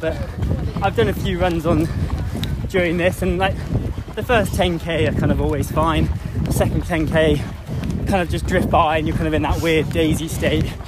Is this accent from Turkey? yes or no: no; England, United Kingdom; I was born in England